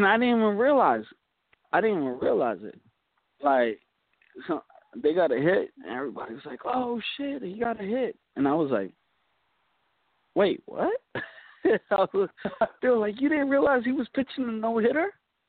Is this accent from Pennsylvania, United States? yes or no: no; New York City, New York, United States; also born or lived in Woodside, Queens; now in Long Island, United States; No, I live in Long Island now, but I grew up in Queens, you know.